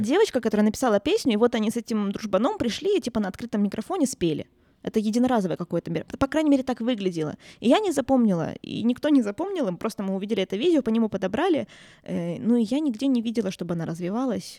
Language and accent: Russian; Murmansk, Murmansk Oblast, Russia; я свой город люблю, в конце концов я здесь родилась, я тут выросла